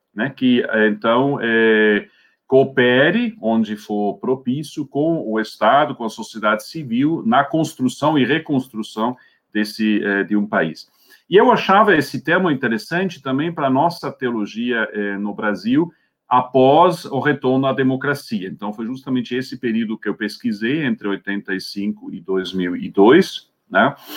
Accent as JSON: {"language": "Portuguese", "country": "Switzerland", "tie": "born or raised there", "also_born_or_lived": "Scotland", "second_language": "Portuguese", "moved": "as an adult", "lives_now": "Brazil", "said": "Eu é, sou suíço, então, de origem, né? Nasci lá em 1967, depois é, fiz os meus, meus estudos né, de teologia"}